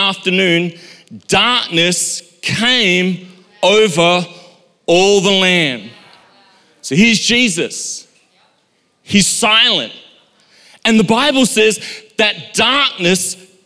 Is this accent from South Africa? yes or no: yes; Durban, KwaZulu-Natal, South Africa; when I was a child, growing up in Durban, South Africa